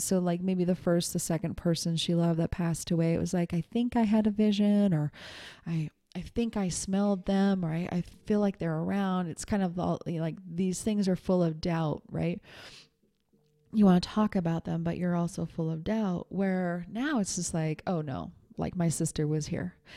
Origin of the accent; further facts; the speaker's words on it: Montana, United States; moved away as an adult; also born or lived in New York City; when I was twenty years old and I moved, um, from Montana to New York City by myself